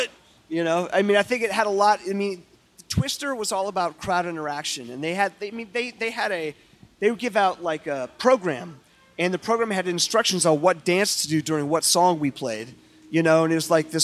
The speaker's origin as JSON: {"language": "English", "town": "Eugene", "region": "Oregon", "country": "United States", "tie": "born or raised there", "said": "I grew up in Eugene, Oregon"}